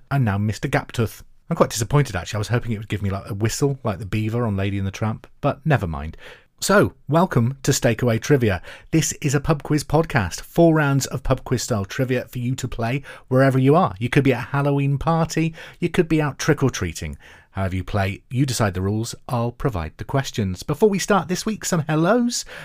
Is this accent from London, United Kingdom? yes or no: no; Scotland, United Kingdom; Me being Scottish feels like I need to defend them.